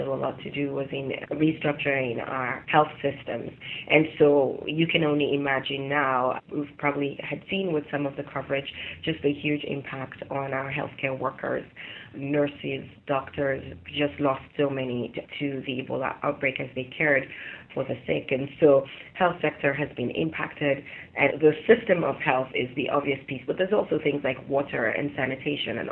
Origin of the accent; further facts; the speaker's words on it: Sierra Leone; moved away; also born or lived in Europe; I am of Sierra Leonean heritage. I was born in Europe and I lived in Sierra Leone for 15 years and I went to school there